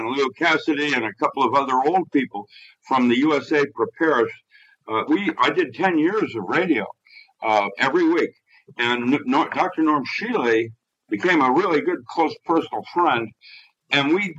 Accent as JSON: {"language": "English", "country": "Philippines", "tie": "born or raised there", "said": "when I was growing up in the Philippines, I had Latin in second grade"}